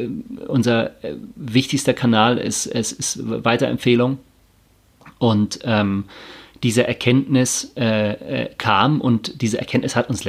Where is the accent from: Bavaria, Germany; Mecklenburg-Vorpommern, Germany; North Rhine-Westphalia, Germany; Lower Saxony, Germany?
Bavaria, Germany; Tegernsee; Ich bin am Tegernsee aufgewachsen, in der Natur, in, in, in so, einem, in so einem malerischen äh, Bauernhof mit, mit Kühen und Schafen und Bienen und Himbeeren und Äpfeln